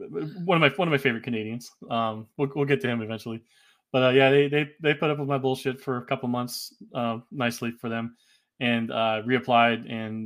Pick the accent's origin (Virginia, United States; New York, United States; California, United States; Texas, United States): Texas, United States; Abilene; also born or lived in Washington, D.C. / Indiana; I was born in D.C. Then we moved to Abilene, Texas, where my sister was born. And my dad retired in 92 after the Gulf War. Moved to Indiana, where his side of the family'